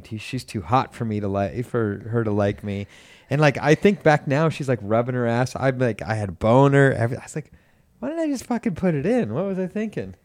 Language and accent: English; Lake Forest, Illinois, United States; born or raised there; moved away